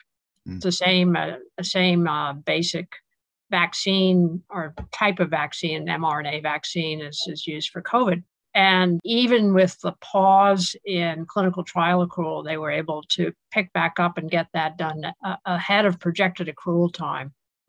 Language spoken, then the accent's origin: English; Manhattan, New York, United States; True. I'm one of the few natives.